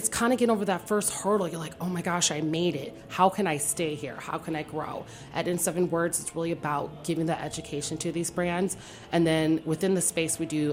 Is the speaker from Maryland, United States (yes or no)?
no; Detroit, Michigan, United States; now in Washington, D.C., United States; I'm from Detroit, Michigan.